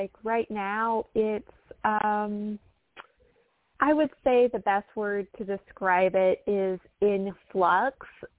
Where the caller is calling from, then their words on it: Atlanta, Georgia, United States; I'm calling from Atlanta, Georgia.